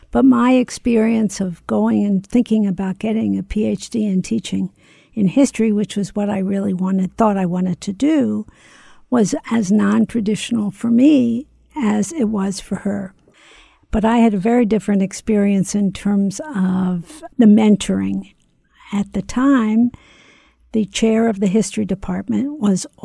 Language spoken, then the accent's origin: English; Philadelphia, Pennsylvania, United States; somebody who grew up in Philadelphia